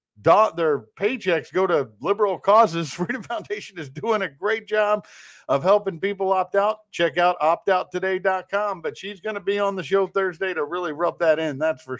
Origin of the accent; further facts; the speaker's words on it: Kansas City, United States; the Kansas City Chiefs, my hometown.